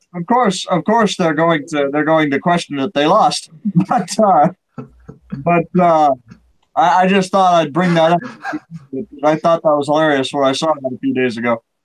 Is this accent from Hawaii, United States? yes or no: no; Iowa, United States; now in Nebraska, United States; my home state Iowa or where I live now in Nebraska